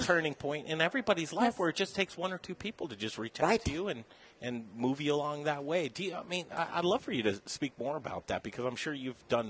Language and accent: English; Denver, Colorado, United States; born or raised there